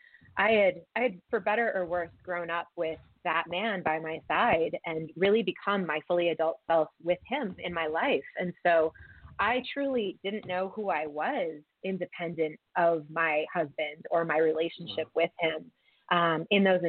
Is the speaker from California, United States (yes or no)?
no; Wilmington, Delaware, United States; moved away as an adult; now in Colorado, United States; I'm originally from the East Coast, outside of Philadelphia, actually in Wilmington, Delaware. And I moved to Colorado, in 2007 for graduate school.